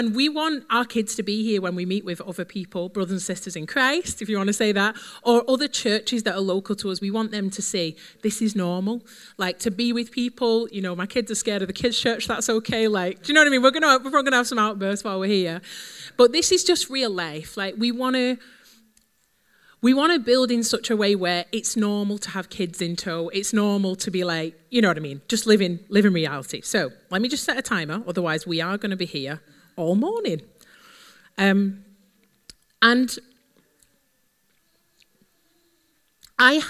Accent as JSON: {"language": "English", "town": "Wigan", "region": "North West England", "country": "United Kingdom", "said": "I'm from Wigan, so it's not far from here."}